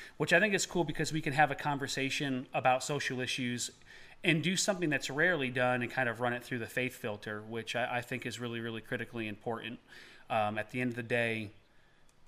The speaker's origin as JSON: {"language": "English", "region": "Eastern Tennessee", "country": "United States", "said": "we're from Eastern Tennessee"}